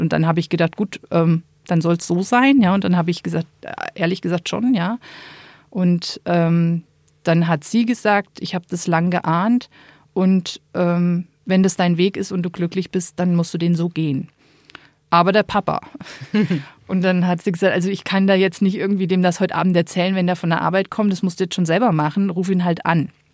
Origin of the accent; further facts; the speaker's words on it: Rhön, area around Fulda, Hesse, Germany; moved away as an adult; also born or lived in Rome; now in Kellenried, Germany; ich stamme ursprünglich aus der Rhön, ähm, aus der Gegend um Fulda